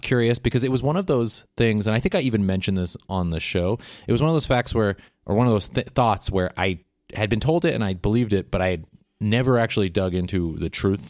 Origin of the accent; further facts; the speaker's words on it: Pacific Northwest, United States; accent: Pacific Northwest; I was referring to primarily the Pacific Northwest part of my accent.